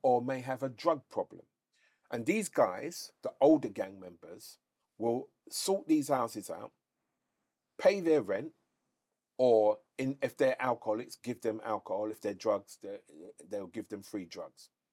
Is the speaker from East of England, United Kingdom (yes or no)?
no; London, United Kingdom; we're from London.